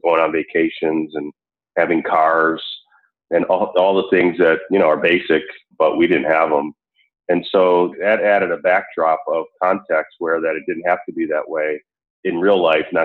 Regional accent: Buffalo, New York, United States; moved away as an adult; also born or lived in Chicago, Illinois / Atlanta, Georgia; I grew up for most of my time as a kid before leaving for college in Buffalo.

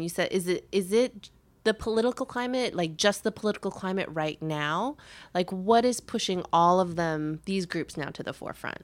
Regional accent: Chicago, Illinois, United States; now in New York, United States; I grew up in Chicago.

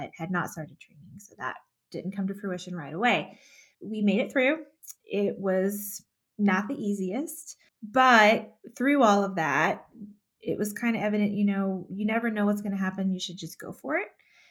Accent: north of the Houston area, Texas, United States; moved away as an adult; now in Colorado Springs, United States; I grew up in Texas, just north of the Houston area.

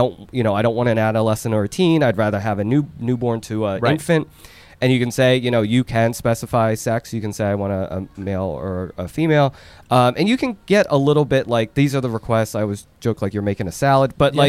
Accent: Seoul, South Korea; Okay, so I'm from South Korea, from Seoul.

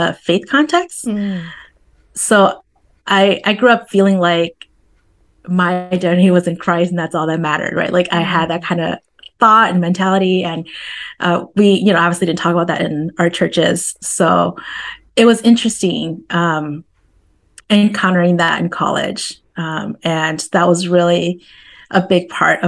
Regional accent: Appleton, Wisconsin, United States; I grew up in Wisconsin, in Northeast Wisconsin, a city called Appleton.

